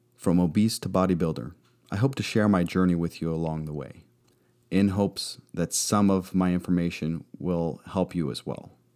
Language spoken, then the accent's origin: English; Arizona, United States; moved away as an adult; also born or lived in California; I hail from Arizona, but moved a bit when I was in the Navy. I left home at eighteen